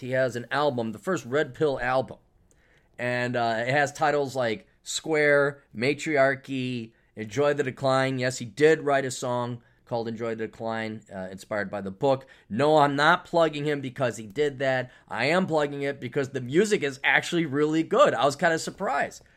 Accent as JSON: {"language": "English", "country": "United States", "said": "as an American"}